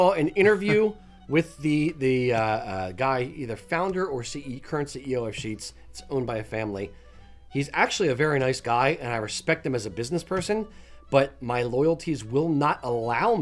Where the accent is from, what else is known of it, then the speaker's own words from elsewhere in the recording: Philadelphia region, Pennsylvania, United States; Growing up in the Philadelphia region